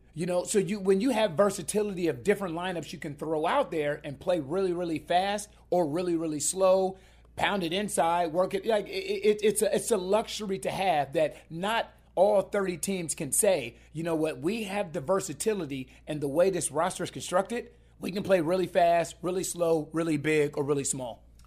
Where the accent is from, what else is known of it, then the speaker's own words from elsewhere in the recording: Columbus, Ohio, United States; I'm, I'm from Columbus, Ohio.